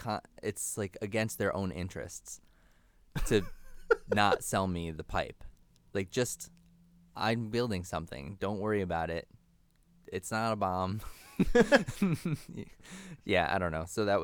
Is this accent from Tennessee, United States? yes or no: no; Connecticut, United States; also born or lived in New York; I was born in New York Hospital, I think, in Manhattan. Don't check to see if that's a place. And then, yeah, I think I was maybe like just two or three when my parents, I think I lived with both of my parents at that point, moved us up to like somewhere in Connecticut